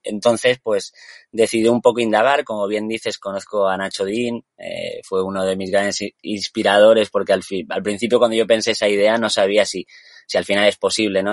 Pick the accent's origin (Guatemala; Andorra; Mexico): Andorra; moved away; also born or lived in Tenerife; nací en Andorra